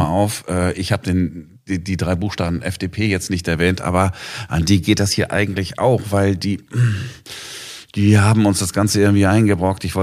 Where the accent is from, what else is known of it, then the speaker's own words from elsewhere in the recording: Duisburg, North Rhine-Westphalia, Germany; wie man bei uns in Duisburg früher gesagt hat, wegen die armen Kinder, gebet jetzt den Kranz.